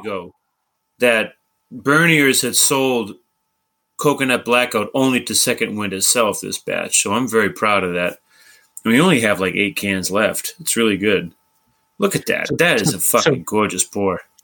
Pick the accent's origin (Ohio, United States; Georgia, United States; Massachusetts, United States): Massachusetts, United States; Brockton; I'm from Brockton